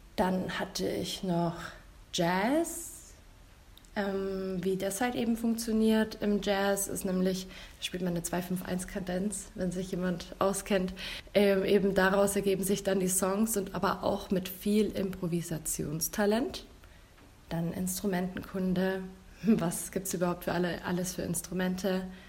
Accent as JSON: {"language": "German", "town": "Marktredwitz", "region": "Bavaria", "country": "Germany", "said": "in der Nähe, wo ich herkomme, aus Markratwitz, da befindet sich in der Nähe die Freilichtbühne Luisenburg"}